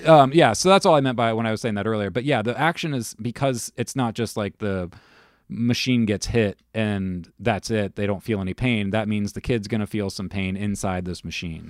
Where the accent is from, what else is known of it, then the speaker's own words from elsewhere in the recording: United States; being an American used to Disney